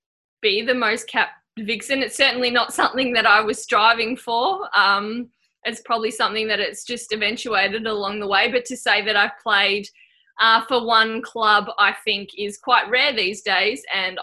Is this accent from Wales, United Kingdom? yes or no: yes; Anglesey, Wales, United Kingdom; I grew up in Anglesey, little town there, so wasn't aware that, you know, the top level of netball that you could play.